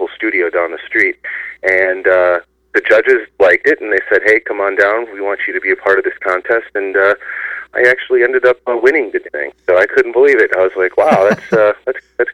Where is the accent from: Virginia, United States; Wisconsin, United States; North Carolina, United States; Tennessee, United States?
Wisconsin, United States; moved away as an adult; now in Seattle, United States; I've been living here since 91, so I definitely call Seattle home. I'm originally from Wisconsin